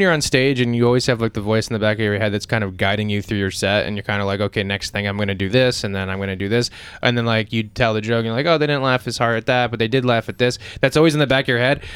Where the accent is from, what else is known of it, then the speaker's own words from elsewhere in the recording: Pennsylvania, United States; I was born in Pennsylvania